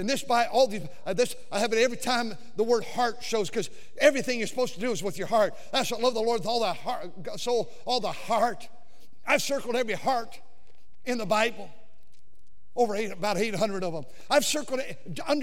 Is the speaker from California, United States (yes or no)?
yes; California, United States; moved away; I'm from California